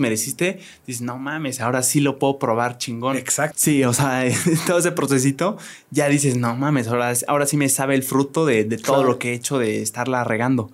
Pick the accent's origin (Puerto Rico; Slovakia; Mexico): Mexico; Querétaro; yo soy provinciano, yo soy de Querétaro